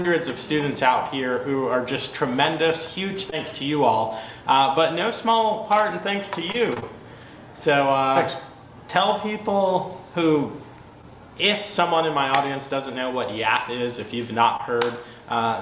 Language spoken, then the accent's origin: English; New York City, New York, United States; I'm from New York City, you know, so I'm from a big black family of traditional New York City